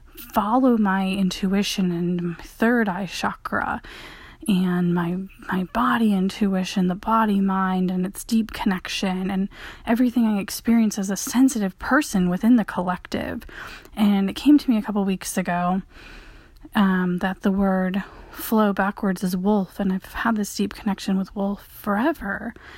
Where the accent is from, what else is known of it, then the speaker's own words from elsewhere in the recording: Michigan, United States; all my sports were water sports growing up in Michigan